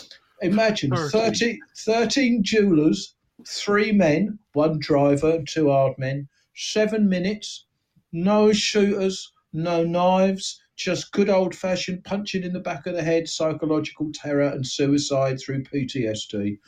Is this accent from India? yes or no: no; London, United Kingdom; born there; accent: Cockney; the Bow Bells when I was born. That was the first thing I heard. And that makes me a Cockney, but, I'm always Cockney in my heart.